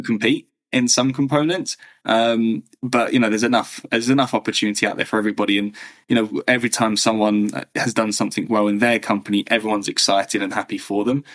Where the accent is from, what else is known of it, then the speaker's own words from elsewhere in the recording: England, United Kingdom; also born or lived in Berlin, Germany; So born, raised in England